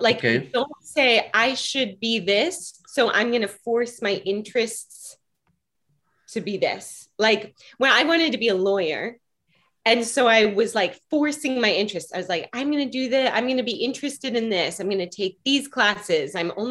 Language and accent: English; Seattle, Washington, United States; In Seattle.